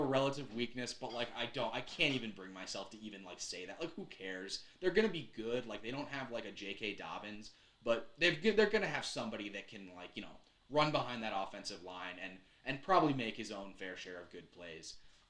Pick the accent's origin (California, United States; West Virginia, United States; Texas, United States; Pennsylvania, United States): Pennsylvania, United States; I mean, my parents are Quakers. I'm from Pennsylvania.